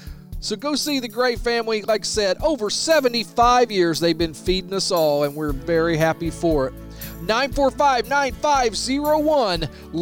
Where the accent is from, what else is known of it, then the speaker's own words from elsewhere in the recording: Bridgeport, Illinois, United States; where'd you grow up? And I said, oh, Bridgeport, Illinois.